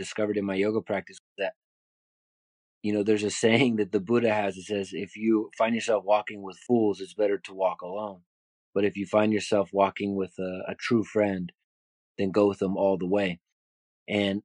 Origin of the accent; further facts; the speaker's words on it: Bay Area, California, United States; So I grew up in the Bay Area, was a graffiti artist